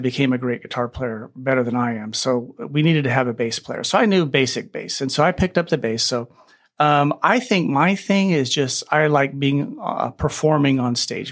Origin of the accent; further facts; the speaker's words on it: Bakersfield, California, United States; I grew up in Bakersfield, California, which is a big country music bastion.